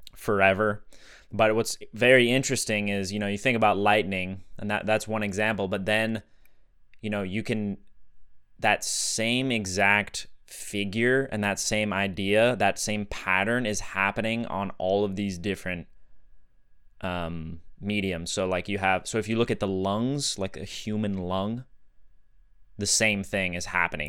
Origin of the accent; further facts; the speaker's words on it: Sedona, Arizona, United States; Growing up in Sedona